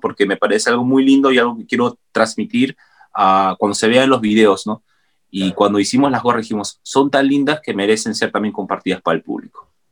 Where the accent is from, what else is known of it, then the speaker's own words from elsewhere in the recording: Peru; nosotros ya hemos visto como peruanos los tejidos andinos